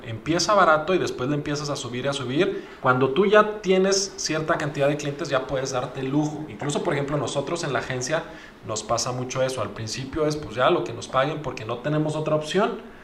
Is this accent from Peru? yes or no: no; Mexico; Como mexicanos